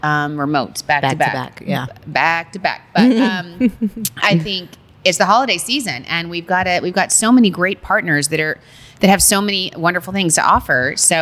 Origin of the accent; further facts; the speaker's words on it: Long Island, New York, United States; We're from Long Island, so we say, how you doing?